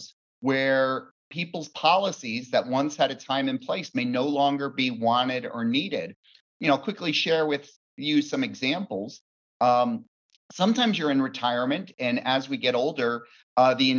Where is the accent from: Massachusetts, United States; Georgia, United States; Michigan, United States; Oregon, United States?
Oregon, United States; Bend; also born or lived in Fort Worth, Texas; I am from Bend, Oregon, beautiful Bend.